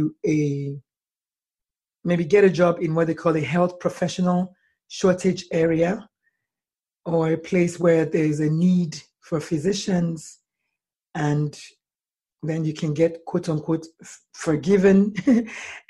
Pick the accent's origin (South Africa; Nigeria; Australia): Nigeria; moved away as an adult; now in United States; I was born in Nigeria, and I American nationalized. I went to medical school in Nigeria